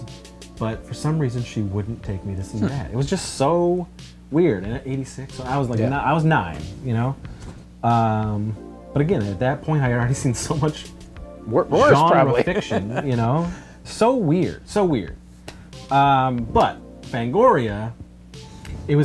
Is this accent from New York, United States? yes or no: yes; Wellsville, New York, United States; video store that I grew up with in Wellsville, New York